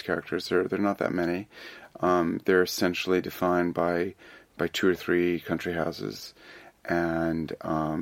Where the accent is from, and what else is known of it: United States